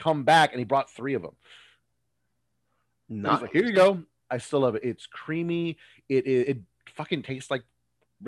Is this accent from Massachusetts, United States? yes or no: no; Texas, United States; I'm from Texas